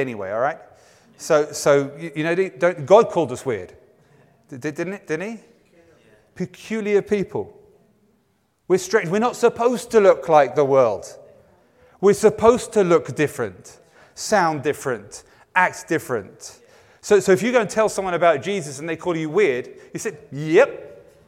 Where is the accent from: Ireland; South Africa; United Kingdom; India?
United Kingdom; England; my sensibilities as an Englishman